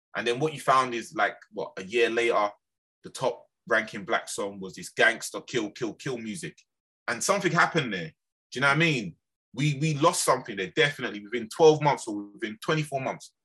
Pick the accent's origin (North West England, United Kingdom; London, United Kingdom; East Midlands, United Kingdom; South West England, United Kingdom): London, United Kingdom; I was from Lambeth